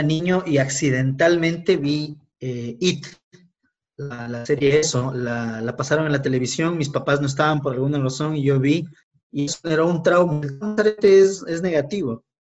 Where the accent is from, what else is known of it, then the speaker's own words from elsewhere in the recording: Quito, Pichincha, Ecuador; soy un ecuatoriano de 40 años, eh, quiteño